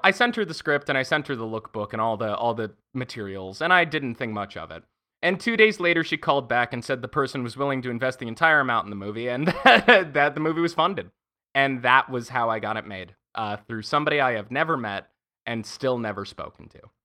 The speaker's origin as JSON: {"language": "English", "region": "Pennsylvania", "country": "United States", "tie": "born or raised there", "also_born_or_lived": "Montana / New York / Paris / Berlin", "moved": "yes", "lives_now": "Los Angeles, United States", "said": "I'm originally from Montana. Uh, I did a lot of my growing up in Pennsylvania"}